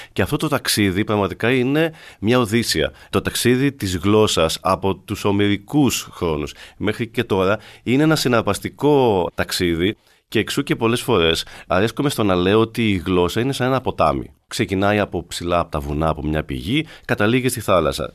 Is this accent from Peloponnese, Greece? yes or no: yes; Arcadia, Peloponnese, Greece; όταν ήμουν μικρό και μεγάλωσα στην Ακαδία